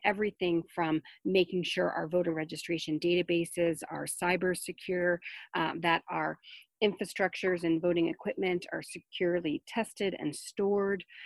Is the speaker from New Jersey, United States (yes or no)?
yes; New Jersey, United States; I grew up in New Jersey as, you know, as part of a Jewish family